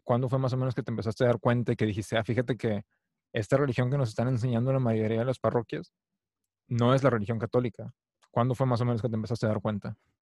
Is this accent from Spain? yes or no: no; Mexico; yo crecí en México